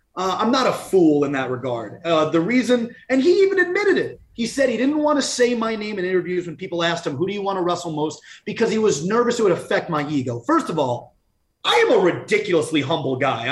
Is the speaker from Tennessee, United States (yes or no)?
no; Long Island, New York, United States; come home to Long Island, my roots